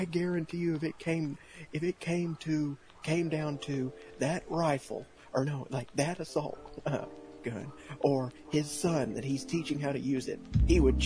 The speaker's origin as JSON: {"language": "English", "region": "Texas", "country": "United States", "tie": "born or raised there", "said": "I'm growing up in Texas"}